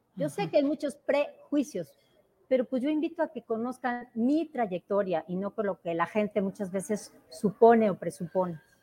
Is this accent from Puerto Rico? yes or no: no; Oaxaca, Mexico; Me defino como oaxaqueña